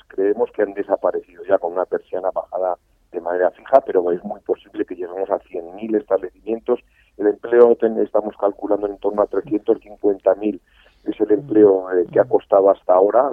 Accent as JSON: {"language": "Spanish", "country": "Spain", "said": "Yo quiero seguir siendo hostelero español"}